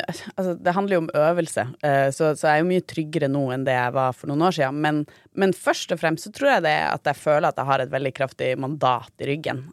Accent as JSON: {"language": "Norwegian", "town": "Tromsø", "region": "Troms", "country": "Norway", "moved": "yes", "said": "jeg er jo også fra Tromsø"}